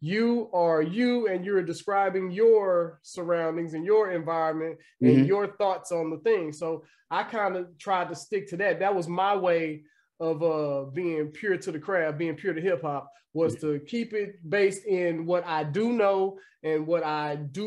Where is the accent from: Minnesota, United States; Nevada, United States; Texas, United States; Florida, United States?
Texas, United States; Dallas; also born or lived in Louisiana; I'm from Dallas, Texas, you know what I'm saying? Southwest. I wasn't born in Dallas, though. I was born in Louisiana, but I've been in Dallas since I was like 9 years old